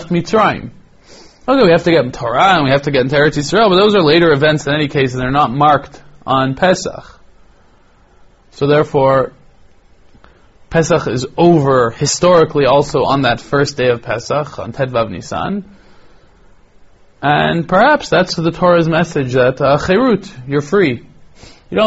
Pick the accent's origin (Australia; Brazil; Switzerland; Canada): Canada; Toronto, Ontario; now in Israel; when I was growing up in Toronto